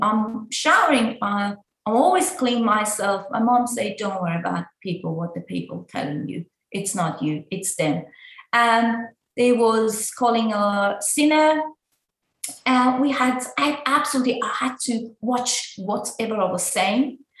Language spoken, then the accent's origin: English; Iran; now in Australia; I was like before in Iran